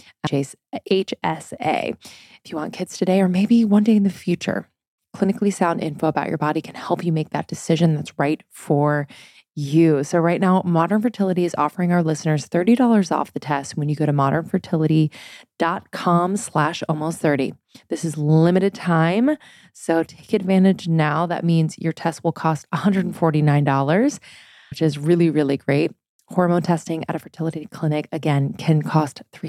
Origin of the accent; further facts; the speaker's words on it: East Coast, United States; moved away; also born or lived in Boston; I'm from the East Coast.